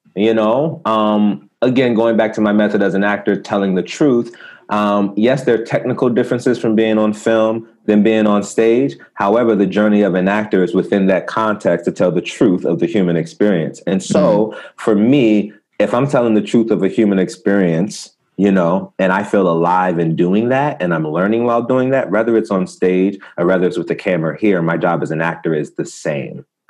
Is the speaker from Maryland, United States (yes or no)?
yes; Prince George's County, Maryland, United States; also born or lived in Baltimore, Maryland; now in Los Angeles, United States; I'm from the States, you know, Maryland